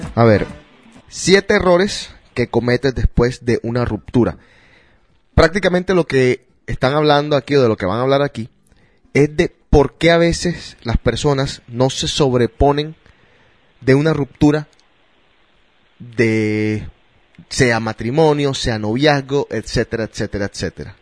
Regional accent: Colombia; now in United States; como colombiano

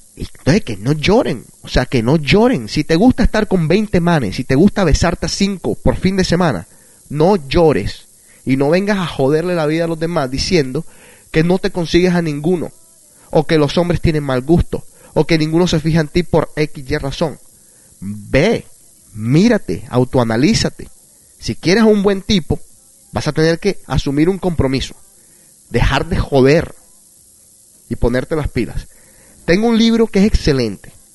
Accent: Barranquilla, Atlántico, Colombia; moved away; Esa es la ciudad donde yo nací, Barranquilla

